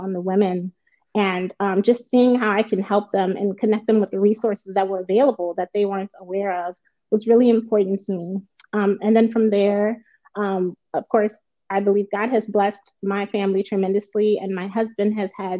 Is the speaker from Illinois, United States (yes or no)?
yes; Chicago, Illinois, United States; moved away as an adult; also born or lived in Minnesota; we again moved back to Chicago, my hometown.